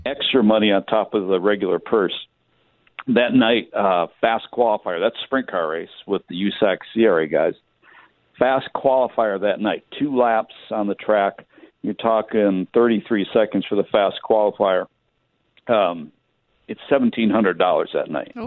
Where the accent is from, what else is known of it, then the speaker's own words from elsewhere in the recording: Michigan, United States; now in California, United States; I grew up in Michigan